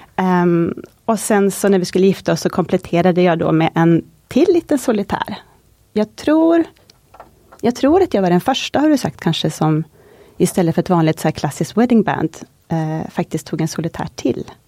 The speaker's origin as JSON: {"language": "Swedish", "town": "Kåge", "region": "Västerbotten County", "country": "Sweden", "moved": "yes", "said": "jag kommer från en liten by som heter Kåge utanför Skellefteå, en mil norr om Skellefteå"}